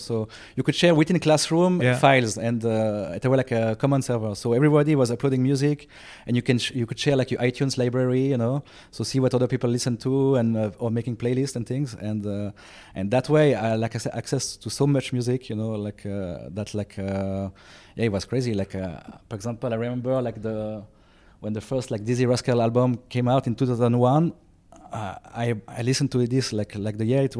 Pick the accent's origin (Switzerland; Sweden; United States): Switzerland; born there; Hello. I was born in 87 in Switzerland.